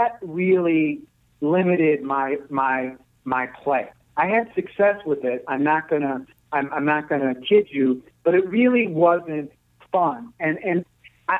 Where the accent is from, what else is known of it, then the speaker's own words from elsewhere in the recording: Chicago, Illinois, United States; I grew up here in Chicago